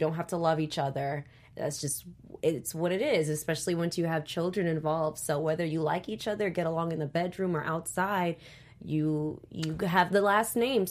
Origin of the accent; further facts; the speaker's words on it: Washington, District of Columbia, United States; I grew up in like the DMV DC. I went to school at Howard